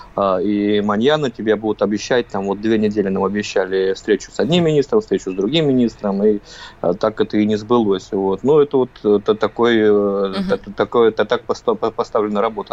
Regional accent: Russia; мы из России

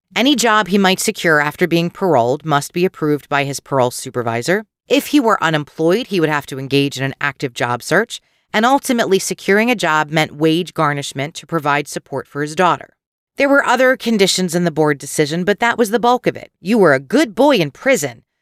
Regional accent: Philadelphia suburbs, Pennsylvania, United States; Growing up in the Philadelphia suburbs, not that far from where this crime occurred, and today living in the same township

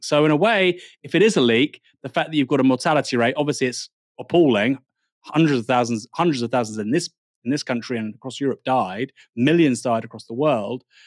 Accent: Bournemouth, South West England, United Kingdom; I was born in Bournemouth

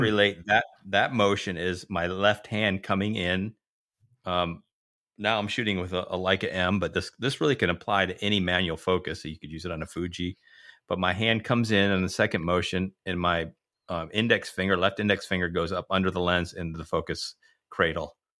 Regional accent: United States; as an American

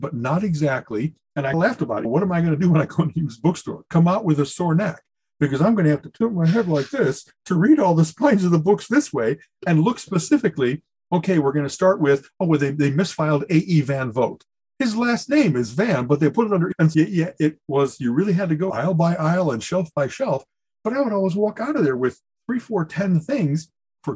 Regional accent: Chicago, Illinois, United States; moved away; also born or lived in Elk Grove Village, Illinois; I grew up in Chicagoland

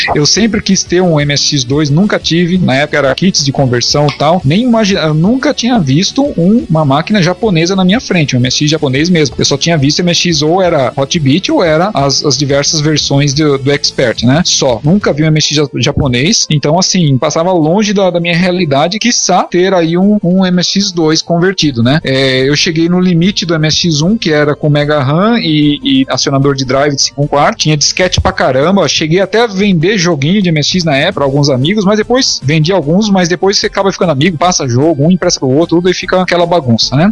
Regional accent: São Paulo, Brazil; Eu sou de São Paulo

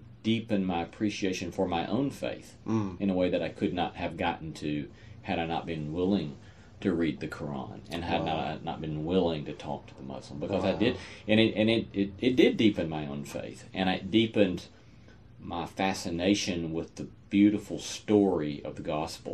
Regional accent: United States; as American Christians

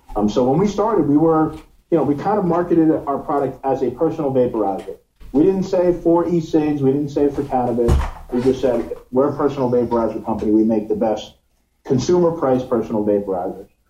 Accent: New York, United States; now in Miami, United States; I'm from New York, but I live in Miami

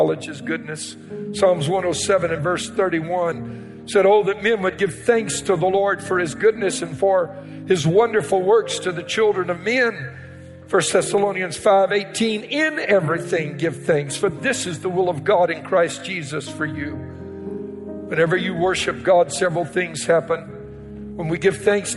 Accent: Cajun, Louisiana, United States; I'm a Cajun

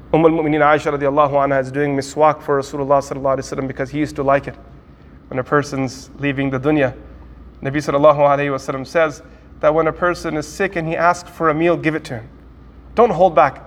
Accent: United States; from America

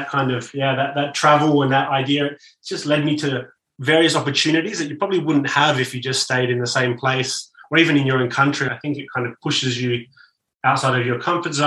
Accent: Australia; moved away; I'm from Australia

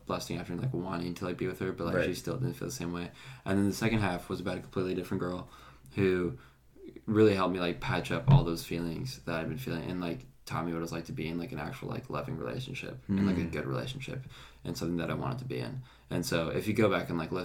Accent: Wenatchee, Washington, United States; moved away as an adult; now in Lynchburg, United States; I grew up in Wenatchee, which is the apple capital of the world

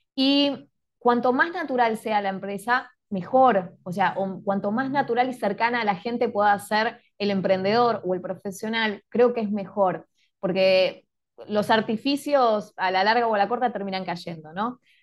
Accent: Quilmes, Buenos Aires Province, Argentina; yo soy de Quilmes, de la ciudad de Quilmes

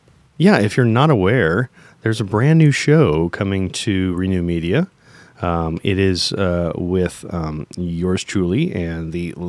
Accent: St. Louis, Missouri, United States; We are from the Lou.

